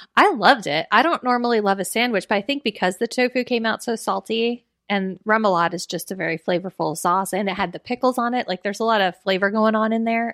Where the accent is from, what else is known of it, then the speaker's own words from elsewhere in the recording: Florida, United States; we're both from Florida